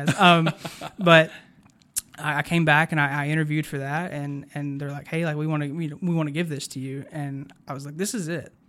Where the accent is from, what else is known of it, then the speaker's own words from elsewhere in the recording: Chatsworth, Georgia, United States; I remember, you know, I grew up in Chatsworth, which is a good bit of an hour from